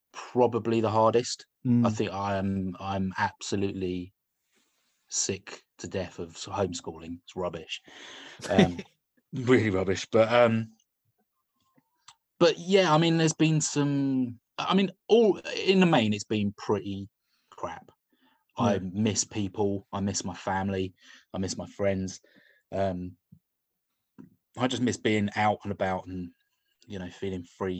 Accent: London, United Kingdom; moved away as an adult; now in Bristol, United Kingdom; I grew up in London

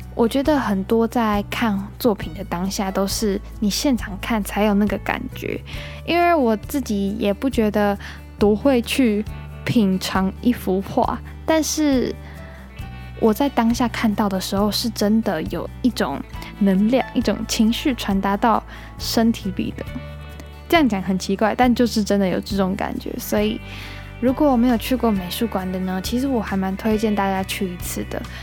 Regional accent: Taiwan; 我们都是台湾的小孩嘛，然后台湾这个地方真的很棒

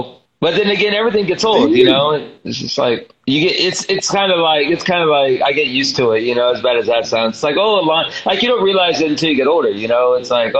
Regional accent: Orlando, Florida, United States; I grew up in Orlando, so I grew up in Disneyland, man, or Disney World.

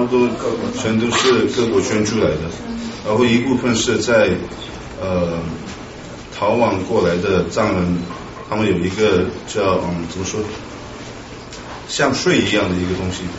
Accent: Lhasa, Tibet, China; moved away; 我我是呢八八年在拉萨出生的，我父母我父母的话从安多，

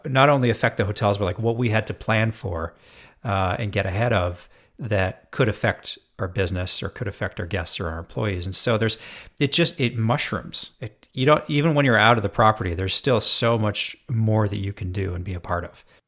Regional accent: Edmonton, Alberta, Canada; also born or lived in Jasper, Alberta; now in Seattle, United States; I'm born and raised in Edmonton, Alberta. So not all that far from Seattle, where I'm based now.

